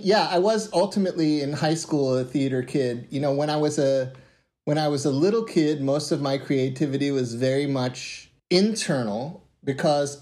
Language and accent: English; Philadelphia, Pennsylvania, United States; moved away as an adult; now in San Francisco, United States; I'm born and raised in Philadelphia, spent actually the greater part of my first 40 years there.